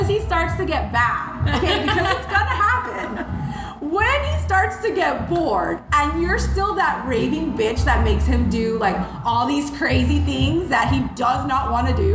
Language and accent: English; tiny town in Minnesota, United States; born or raised there; first language Spanish; English is a second language; also born or lived in Mexico / Monterrey (family)